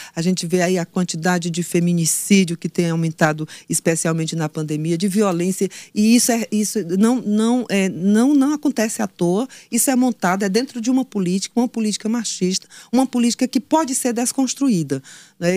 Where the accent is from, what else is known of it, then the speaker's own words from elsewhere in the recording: Floriano, Piauí, Brazil; eu sou de Floriano